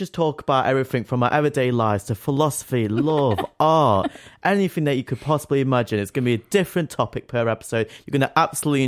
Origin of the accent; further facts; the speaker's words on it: Nottingham, East Midlands, United Kingdom; moved away as an adult; now in Derby, United Kingdom; I'm from Nottingham next door, the up and rising city